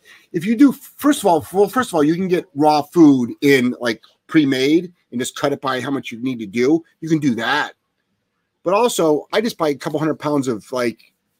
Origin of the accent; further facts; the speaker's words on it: Ohio, United States; I'm from Ohio.